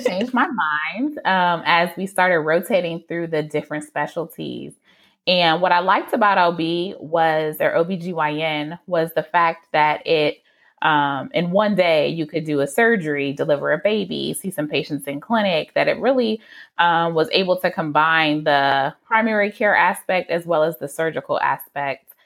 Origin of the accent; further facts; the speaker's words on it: Detroit, Michigan, United States; I am from the Metro Detroit area